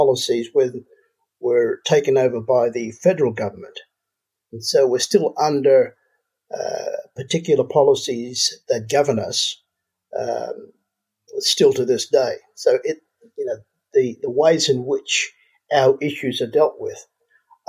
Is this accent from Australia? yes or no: yes; Pinnacle Pocket, Atherton Tableland, far north Queensland, Australia; I was brought up on a mission way up in far north Queensland